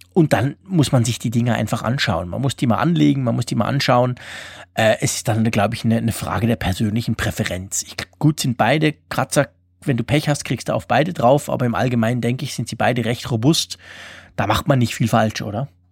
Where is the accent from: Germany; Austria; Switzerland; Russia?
Switzerland; als Schweizer